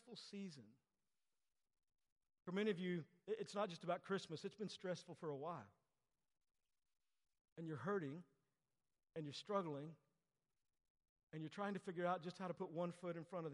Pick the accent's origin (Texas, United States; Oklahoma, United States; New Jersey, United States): Texas, United States; I grew up in Texas.